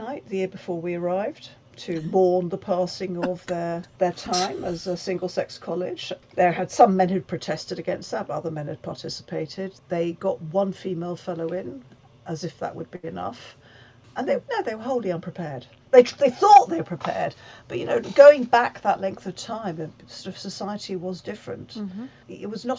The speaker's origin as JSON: {"language": "English", "country": "United Kingdom", "said": "And obviously I am British and I feel it, but I could never describe myself as English."}